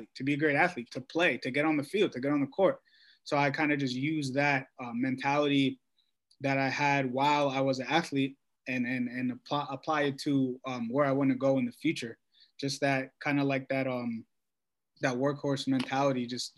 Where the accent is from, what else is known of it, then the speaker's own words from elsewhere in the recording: Washington, District of Columbia, United States; I'm from Washington, D.C. My school's in New York